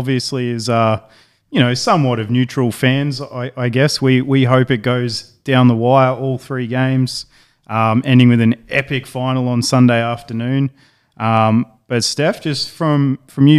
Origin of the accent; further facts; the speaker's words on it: Townsville, Queensland, Australia; it's my hometown